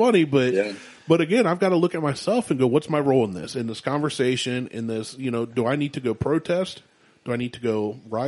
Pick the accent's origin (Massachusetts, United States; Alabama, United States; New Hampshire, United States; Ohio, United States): Ohio, United States; Columbus; I was born in Columbus